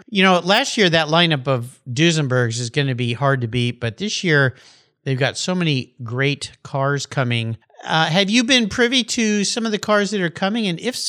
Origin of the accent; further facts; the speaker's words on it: San Diego, California, United States; moved away; I grew up in La Jolla, and we used to have picnics on the Scripps Park there, Ellen Browning Scripps Park that overlooks the ocean.